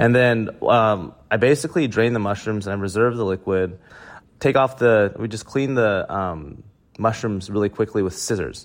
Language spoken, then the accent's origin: English; Oklahoma, United States; growing up in Oklahoma